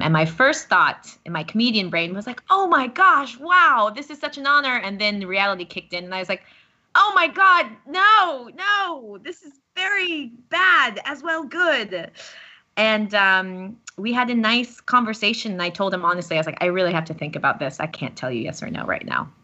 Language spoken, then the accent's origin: English; United States; now in Paris, France; I'm American, if you couldn't tell by my voice by this point.